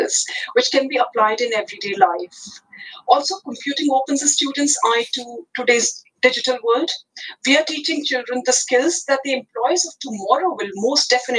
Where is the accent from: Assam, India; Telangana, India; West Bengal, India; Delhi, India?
Delhi, India; New Delhi; first language Hindi; English is a second language; moved away as an adult; I was born in New Delhi, capital of India, and I had computing education when I was as young as I was in year five